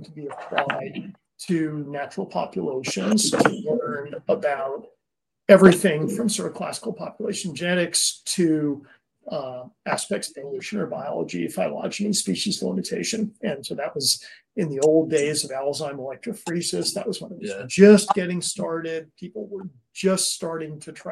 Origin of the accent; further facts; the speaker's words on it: a little town outside of New Haven, Connecticut, United States; now in California, United States; I was raised in a little town outside of New Haven, Connecticut